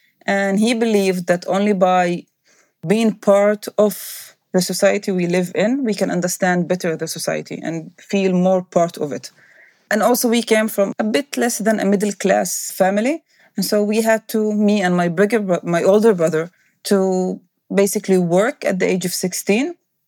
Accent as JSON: {"language": "English", "country": "Israel", "tie": "born or raised there", "second_language": "English", "said": "growing up in Israel as a Palestinian and as a minority, it's very different."}